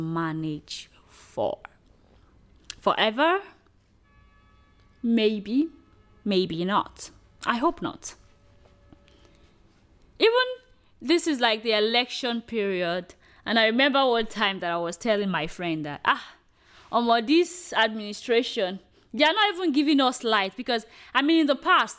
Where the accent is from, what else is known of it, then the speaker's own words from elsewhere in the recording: Nigeria; we are a country where, you know, oil is actually our natural resources